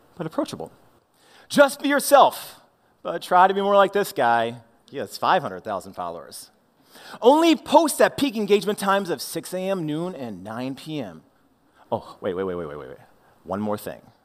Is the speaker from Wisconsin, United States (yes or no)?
no; St. Louis, Missouri, United States; I was the awkward kid growing up in Saint Louis.